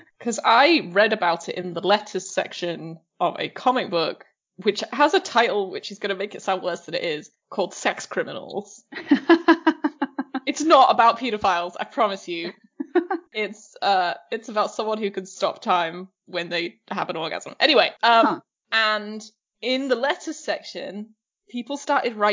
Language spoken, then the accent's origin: English; England, United Kingdom; I was brought up in England